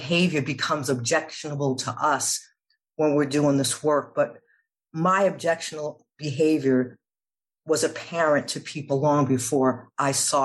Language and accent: English; New York City, New York, United States; I grew up in New York City in the 80s.